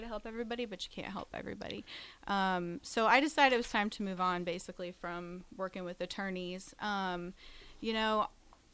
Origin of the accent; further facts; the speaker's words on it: Lincoln, Nebraska, United States; I am from here in Lincoln.